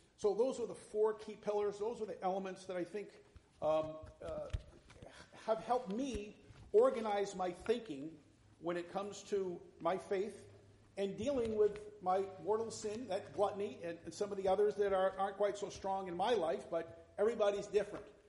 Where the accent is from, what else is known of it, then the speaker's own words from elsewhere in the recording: north central Massachusetts, United States; I grew up in the Methodist Church, small town in, in north central Massachusetts back in the 1960s